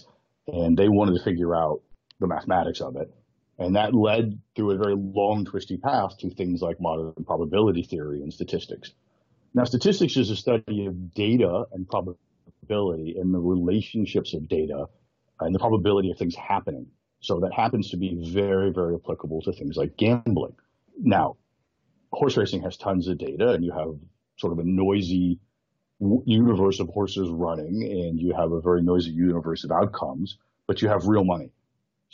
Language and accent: English; United States; moved away as an adult; now in Hong Kong; I'm originally American. I've now been living in Hong Kong for many years